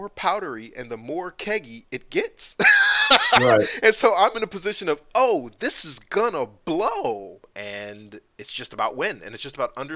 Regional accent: United States; We Americans

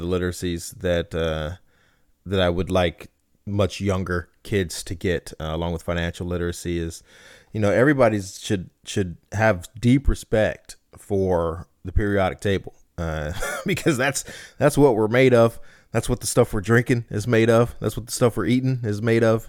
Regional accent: Compton, California, United States; I'm from Compton

